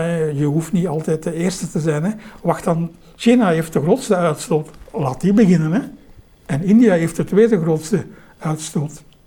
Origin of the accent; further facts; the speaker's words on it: Belgium; als Belg